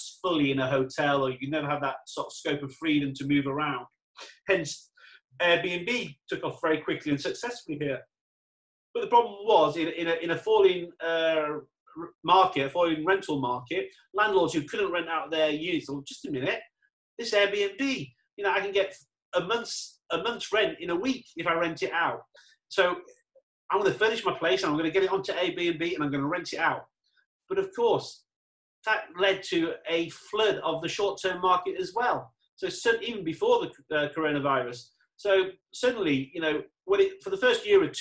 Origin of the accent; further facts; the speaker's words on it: England, United Kingdom; now in Dubai, United Arab Emirates; I'm English, so do I go back to England where it's great, it's wet